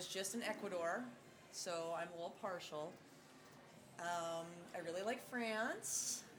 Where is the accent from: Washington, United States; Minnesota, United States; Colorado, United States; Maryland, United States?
Minnesota, United States; Minneapolis